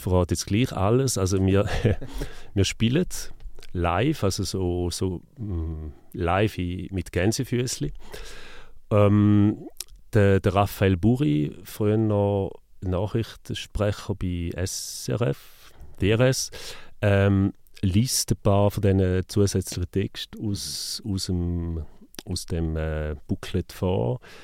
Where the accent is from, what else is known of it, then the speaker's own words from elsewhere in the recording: Neuhausen am Rheinfall, Schaffhausen, Switzerland; Neuhaus am Rheinfall, gewesen, also wo ich aufgewachsen bin